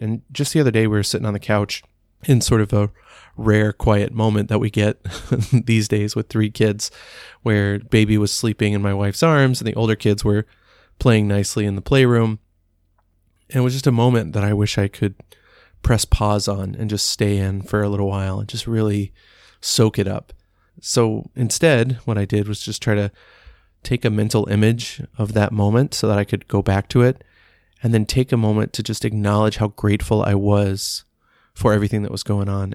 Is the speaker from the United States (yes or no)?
yes; Dallas, Texas, United States; growing up in Dallas, we were always watching the Cowboys play on Thanksgiving